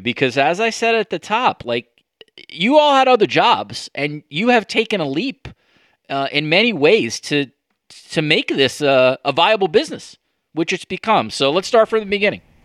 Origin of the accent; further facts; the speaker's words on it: New York, United States; as a New Yorker